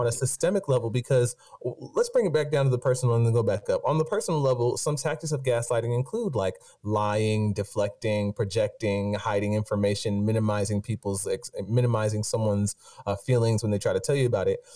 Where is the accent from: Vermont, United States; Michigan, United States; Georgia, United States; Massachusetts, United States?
Georgia, United States; Stone Mountain; I grew up in Stone Mountain, Georgia